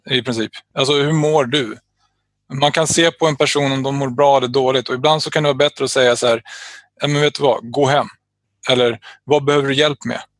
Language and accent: Swedish; Täby, Stockholm County, Sweden; Jag tror att folk kanske tittar utifrån på mig som att jag är från Täby, bortskämd snorunge oftast